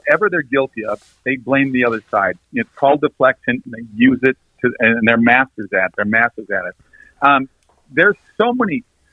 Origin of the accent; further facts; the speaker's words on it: Minnesota, United States; I grew up typical Norwegian in Minnesota, so went to a Lutheran church